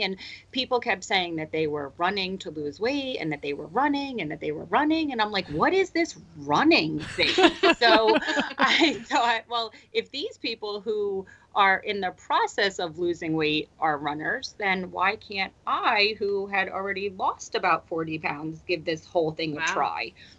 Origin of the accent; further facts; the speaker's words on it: New Jersey, United States; I was born and raised in New Jersey, and I'm a true Jersey girl.